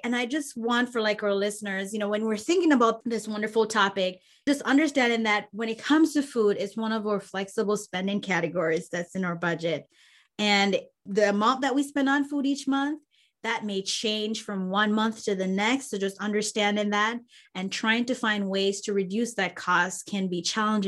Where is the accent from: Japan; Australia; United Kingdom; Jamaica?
Jamaica; I'm Jamaican